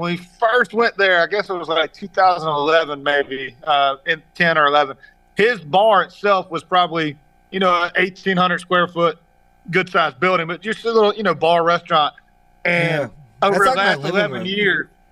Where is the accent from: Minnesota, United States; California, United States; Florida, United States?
Florida, United States; Palatka; where I grew up in Palatka, Florida